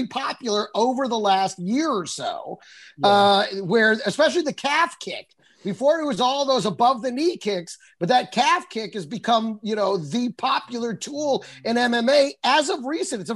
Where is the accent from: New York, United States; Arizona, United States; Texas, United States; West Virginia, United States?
Texas, United States; I grew up in Texas